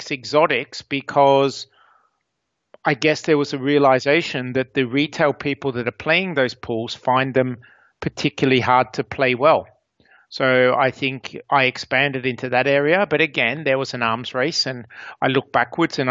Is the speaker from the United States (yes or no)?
no; Australia; I grew up in Australia